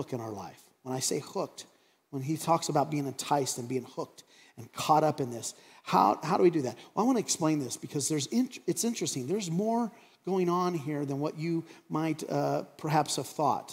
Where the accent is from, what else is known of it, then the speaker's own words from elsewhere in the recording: Craig, Colorado, United States; growing up in Craig, and I remember when cable TV came to Craig, Colorado